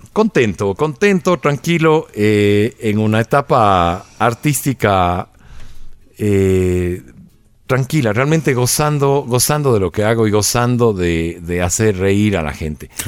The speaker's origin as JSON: {"language": "Spanish", "country": "Ecuador", "said": "nosotros somos ecuatorianos"}